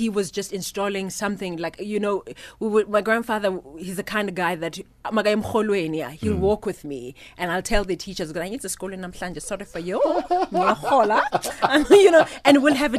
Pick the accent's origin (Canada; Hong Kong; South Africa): South Africa; Vrede, Free State; My hometown where I was born.